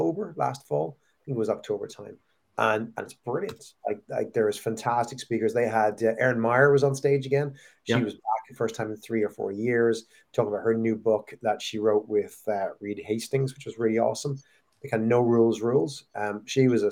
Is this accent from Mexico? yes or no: no; Ireland; when I was a kid growing up in Ireland